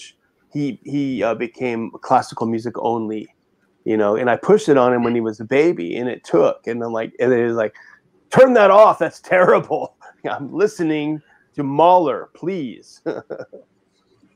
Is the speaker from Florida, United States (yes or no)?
no; Southern California, United States; moved away as an adult; also born or lived in Berkeley / San Francisco / Europe / Washington, D.C.; I grew up in Southern California, went to school at Berkeley, and stayed in San Francisco for a little while